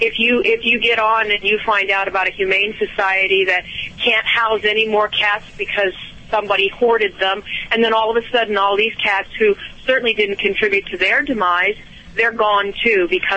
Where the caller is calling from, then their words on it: Oregon, United States; Oregon State.